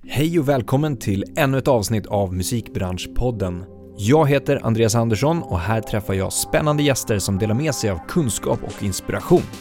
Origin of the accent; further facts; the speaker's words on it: Sollentuna, Stockholm County, Sweden; jag kommer från Rotebro